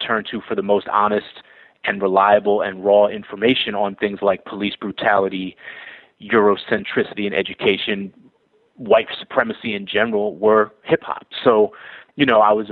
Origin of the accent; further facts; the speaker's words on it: Boston, Massachusetts, United States; moved away; also born or lived in New York; Growing up in Boston in the 80s and the early 90s